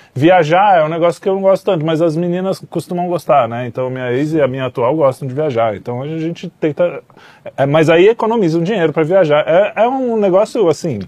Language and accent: Portuguese; São Paulo, Brazil; sou paulista